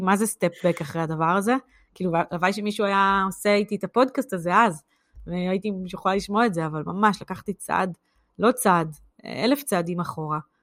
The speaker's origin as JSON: {"language": "Hebrew", "country": "Israel", "moved": "yes", "lives_now": "United Kingdom", "said": "אנחנו כישראלים"}